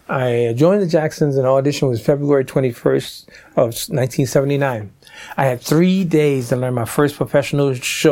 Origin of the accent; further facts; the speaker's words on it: New Orleans, Louisiana, United States; my hometown, New Orleans